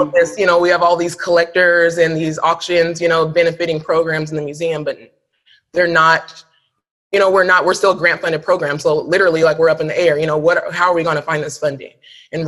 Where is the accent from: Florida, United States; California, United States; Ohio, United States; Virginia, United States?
California, United States; Sacramento; I grew up in Sacramento, right? Sacramento's home for me.